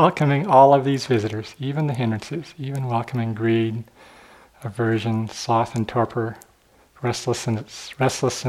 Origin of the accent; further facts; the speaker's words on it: St. Louis, Missouri, United States; I grew up in St. Louis, right by the Mississippi River